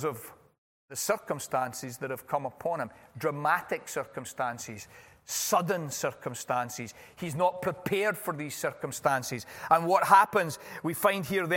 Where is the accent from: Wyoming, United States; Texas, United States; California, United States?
California, United States; I'm from California